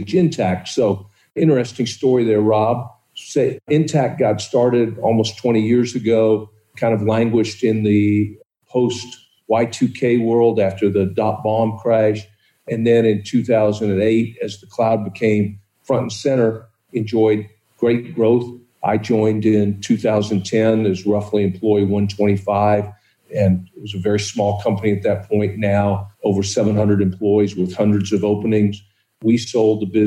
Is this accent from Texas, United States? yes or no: yes; Dallas, Texas, United States; moved away as an adult; also born or lived in Columbia, South Carolina; now in Atlanta, United States; I grew up in Dallas, went to Yale, came back to Dallas, and then ended up moving to Columbia, South Carolina, got married